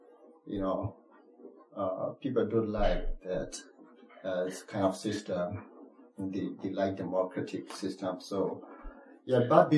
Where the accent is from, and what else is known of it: Myanmar; English is a second language; moved away; also born or lived in Thailand